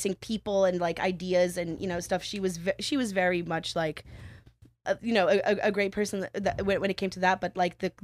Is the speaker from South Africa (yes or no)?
yes; Pretoria, Gauteng, South Africa; moved away as an adult; now in United States; I grew up in Pretoria